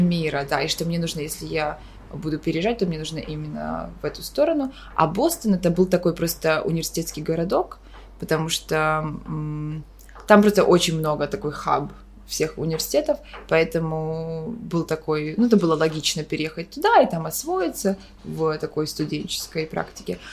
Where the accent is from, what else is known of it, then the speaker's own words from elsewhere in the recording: Kyiv, Ukraine; moved away as an adult; also born or lived in Boston, United States; now in New York, United States; Я родом сама из Киева